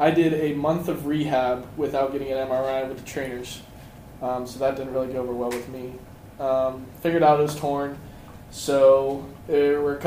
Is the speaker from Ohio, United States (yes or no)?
yes; Hilliard, Ohio, United States; I'm from Hilliard, Ohio, about 30 minutes south of here